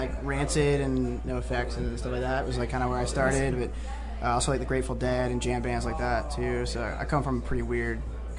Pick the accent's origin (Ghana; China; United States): United States; Delaware; now in Chadds Ford, United States; I'm the drummer from Delaware